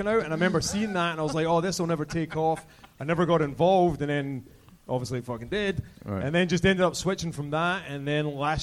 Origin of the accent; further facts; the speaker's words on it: Scotland, United Kingdom; moved away; I'm from Scotland originally.